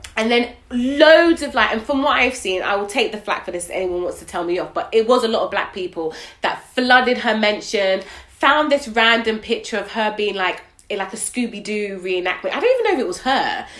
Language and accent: English; Nigeria; I'm Nigerian